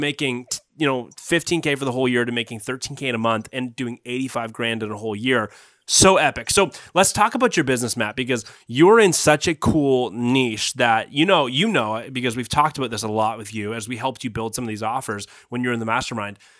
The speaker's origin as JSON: {"language": "English", "town": "Guelph", "region": "Ontario", "country": "Canada", "tie": "born or raised there", "said": "I grew up in Guelph"}